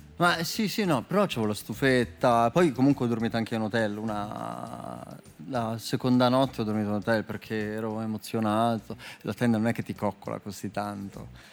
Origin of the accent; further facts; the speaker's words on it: Umbria, Italy; also born or lived in Apulia; io sono umbro